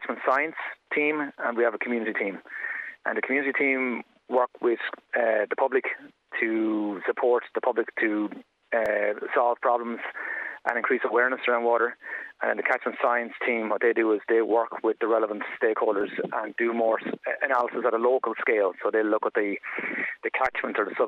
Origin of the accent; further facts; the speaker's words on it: Wexford, Leinster, Ireland; I'm from Wexford originally. And then we moved out to the countryside